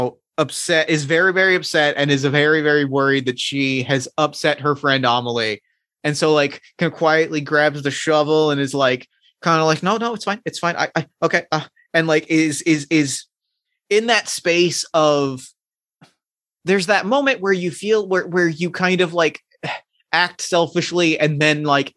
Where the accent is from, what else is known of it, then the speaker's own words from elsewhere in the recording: United States; also born or lived in New Jersey / Philadelphia, Pennsylvania; Growing up in New Jersey and Philadelphia